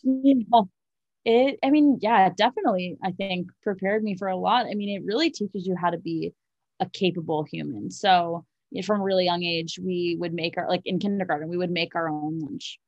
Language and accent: English; New York City, New York, United States; moved away as an adult; also born or lived in North Carolina / Los Angeles; I was born and raised in Manhattan